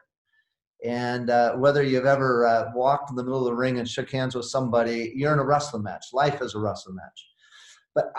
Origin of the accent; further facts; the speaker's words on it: Oregon, United States; moved away as an adult; also born or lived in Idaho / Colorado Springs, Colorado; I'm from the Northwest, born in Idaho, and but spent most of my life in the great state of Oregon